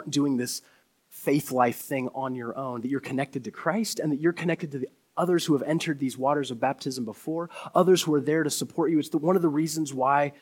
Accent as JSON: {"language": "English", "town": "Crestwood", "region": "Kentucky", "country": "United States", "tie": "born or raised there", "said": "I grew up in the Church of the Nazarene, a small church, about 20 or 30 people elementary school cafeteria in Crestwood, Kentucky."}